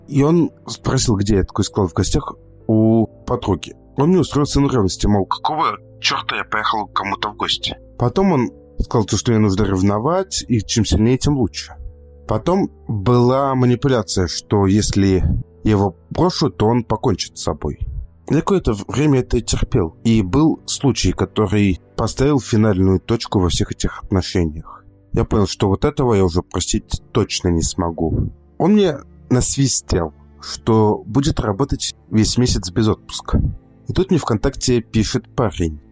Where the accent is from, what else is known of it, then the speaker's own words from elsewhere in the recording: Moscow, Russia; я из Москвы